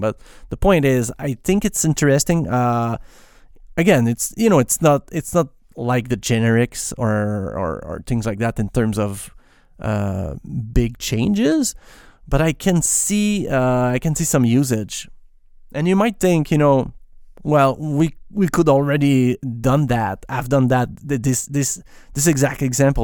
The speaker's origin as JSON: {"language": "English", "region": "Quebec", "country": "Canada", "accent": "French Canadian", "first_language": "French", "second_language": "English", "said": "I'm, I'm a French Canadian basically, so I, yes, I'm not pronouncing my S's at the right place"}